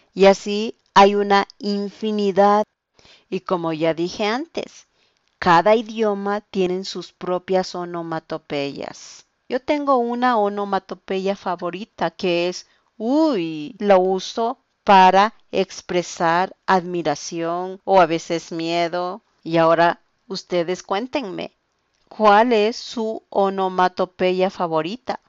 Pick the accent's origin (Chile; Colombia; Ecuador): Ecuador; Quito, Pichincha; soy de Quito, Ecuador